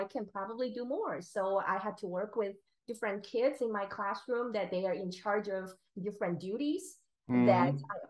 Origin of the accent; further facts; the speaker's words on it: Taiwan; moved away as an adult; also born or lived in Philadelphia / San Diego; I was born and raised in Taiwan.